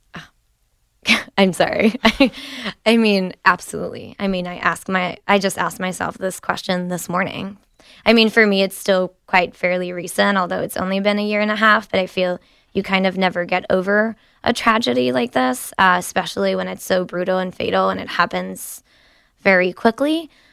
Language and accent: English; France; now in United States; I was born and raised in France